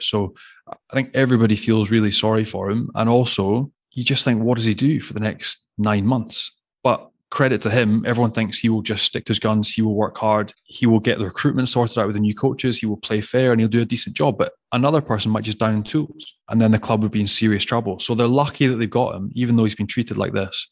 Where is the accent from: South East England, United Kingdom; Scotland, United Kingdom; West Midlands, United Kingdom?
Scotland, United Kingdom; Glasgow; you're growing up in Glasgow